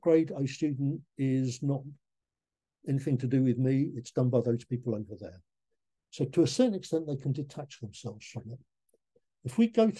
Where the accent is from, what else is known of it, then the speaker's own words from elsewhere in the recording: Leigh-on-Sea, East of England, United Kingdom; I was born in Lee-on-Sea, just near Southend-on-Sea in Essex. I went to Lee North Street Primary School and Westcliff High School for boys.